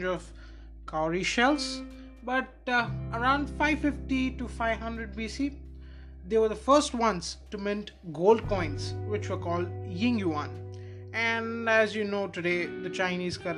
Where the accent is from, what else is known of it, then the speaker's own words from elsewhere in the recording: Visakhapatnam, Andhra Pradesh, India; I'm from Visakhapatnam, Andhra Pradesh